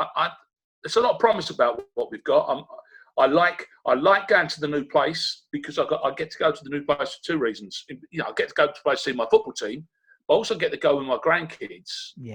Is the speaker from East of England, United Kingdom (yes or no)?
yes; Rochford, East of England, United Kingdom; born there; I was born in Rochford, and for my sins, I love Southend is still my bolt hole.